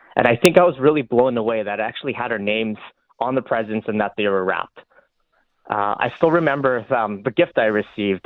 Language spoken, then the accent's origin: English; Fort McMurray, Alberta, Canada; I grew up in Fort McMurray